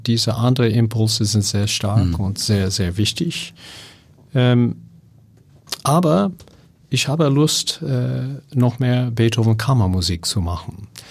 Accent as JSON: {"language": "German", "region": "California", "country": "United States", "second_language": "German", "moved": "yes", "said": "ich komme aus Kalifornien."}